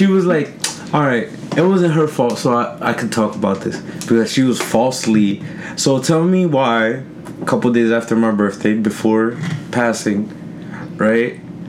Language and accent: English; Jersey City, New Jersey, United States; Listen, I am from Jersey City.